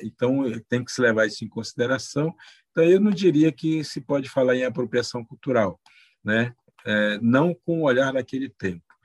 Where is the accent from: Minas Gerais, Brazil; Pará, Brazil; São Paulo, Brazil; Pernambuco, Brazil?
Pará, Brazil; moved away; Pará, da onde eu sou oriundo, né, da onde eu nasci. É, e é dentro desse povo que eu aprendi os valores